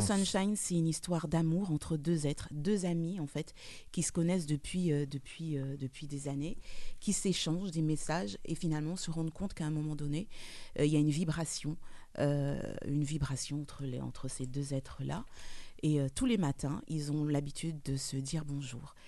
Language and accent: French; French Guiana; moved away; du soleil, de la lumière, de la chaleur de chez moi en Guyane